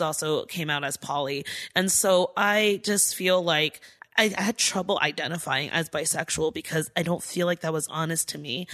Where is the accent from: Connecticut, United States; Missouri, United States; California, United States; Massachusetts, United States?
California, United States; Diamond Bar; I grew up in Diamond Bar